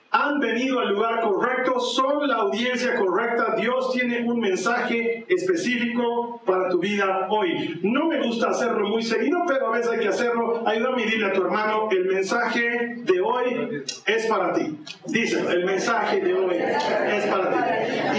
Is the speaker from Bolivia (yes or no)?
yes; Bolivia; aquí en mi país, en Bolivia